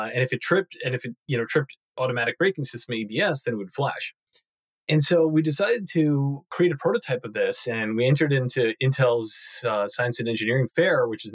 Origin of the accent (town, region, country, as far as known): Long Island, New York, United States; born or raised there